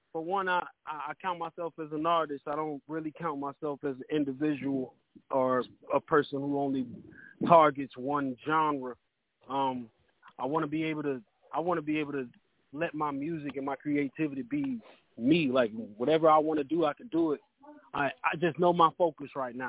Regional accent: Harrisburg, Pennsylvania, United States; now in Atlanta, United States; I'm from Harrisburg, Pennsylvinia, but I live in Atlanta.

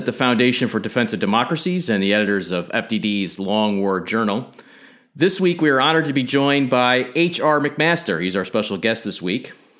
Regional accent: New York, United States; being a New Yorker.

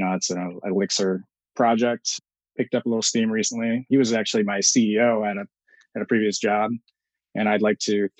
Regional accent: Michigan, United States; moved away; I'm from Michigan

